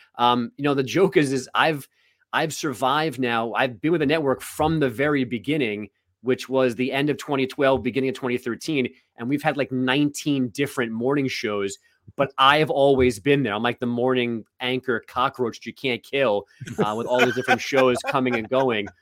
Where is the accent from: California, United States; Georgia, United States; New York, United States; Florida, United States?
New York, United States; New York City; I'm from Queens